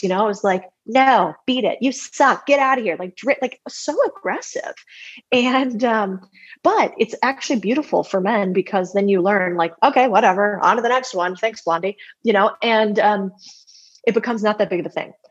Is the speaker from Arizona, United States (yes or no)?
yes; Arizona, United States; I grew up in Arizona